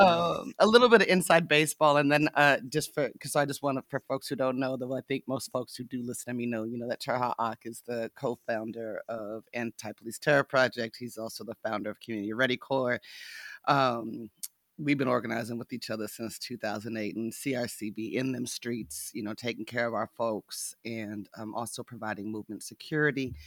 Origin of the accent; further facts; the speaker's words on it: Nevada, United States; I was raised in Nevada, my mama was a cowgirl, uh, I grew up sitting in, in cowboy bars